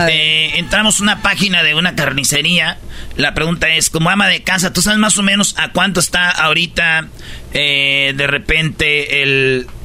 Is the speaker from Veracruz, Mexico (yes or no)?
no; Tepatitlán, Jalisco, Mexico; Yo de niña era escaramuza charra en Tepatitlán